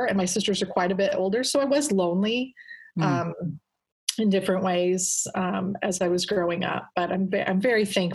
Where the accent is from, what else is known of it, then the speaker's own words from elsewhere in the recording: Omaha, Nebraska, United States; also born or lived in South Korea / Brussels; I grew up in an Air Force family. My dad was a three-star general when I was born. And I lived in different countries. I lived in Korea and Brussels. And then my dad retired. And I grew up in Omaha, Nebraska.